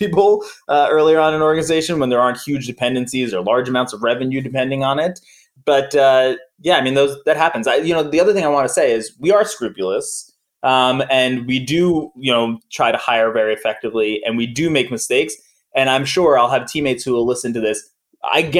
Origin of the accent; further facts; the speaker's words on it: New York, United States; I'm from New York